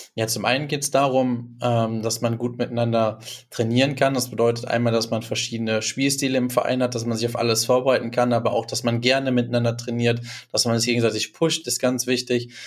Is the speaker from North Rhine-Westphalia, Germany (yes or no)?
yes; Düsseldorf, North Rhine-Westphalia, Germany; now in Dortmund, Germany; ich komme aus Düsseldorf, aber ich lebe in Dortmund